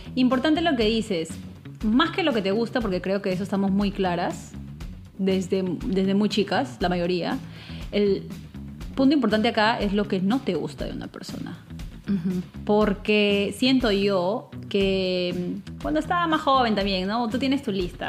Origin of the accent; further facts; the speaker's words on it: Peru; mi país, Perú